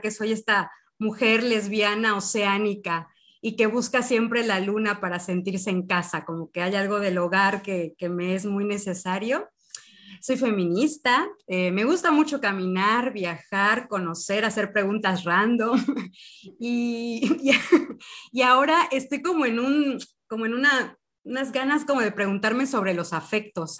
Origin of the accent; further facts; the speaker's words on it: Cancún, Quintana Roo, Mexico; now in Mérida, Mexico; Yo nací en Cancún, pero ya llevo 11 años en Mérida, Yucatán.